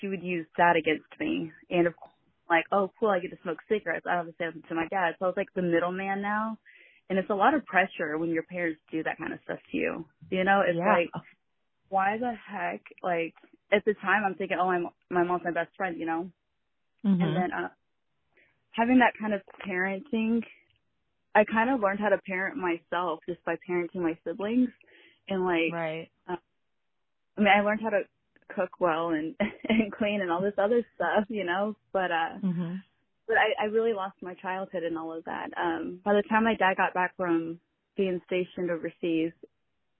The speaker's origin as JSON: {"language": "English", "region": "Missouri", "country": "United States", "tie": "born or raised there", "said": "I grew up in Missouri"}